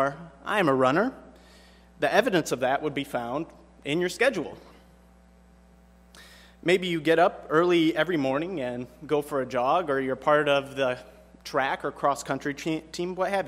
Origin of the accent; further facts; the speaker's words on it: Michigan, United States; I grew up in Michigan